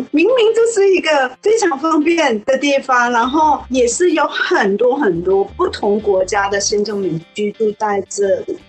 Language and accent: Chinese; Thailand; first language Thai; Chinese is a second language; moved away as an adult; now in Kaohsiung, Taiwan; 我们住在泰国，大部分我们都是用泰文